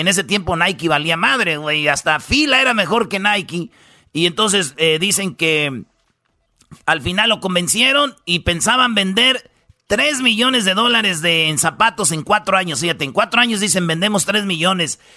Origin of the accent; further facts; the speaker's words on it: Jiquilpan, Michoacán, Mexico; en Jiquilpan, Michoacán, fíjate ahí donde yo nací